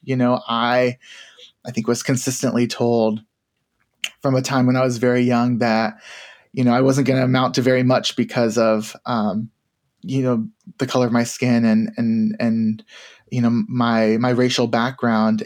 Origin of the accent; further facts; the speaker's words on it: Tennessee, United States; I grew up in Tennessee.